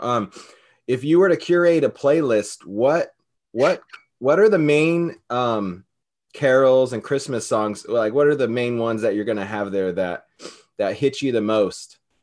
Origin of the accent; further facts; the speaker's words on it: California, United States; now in Hawaii, United States; I'm from California. I live in Hawaii